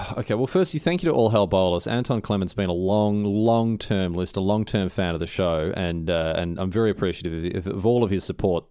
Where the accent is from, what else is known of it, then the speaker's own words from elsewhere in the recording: Australia; moved away; I'm Australian.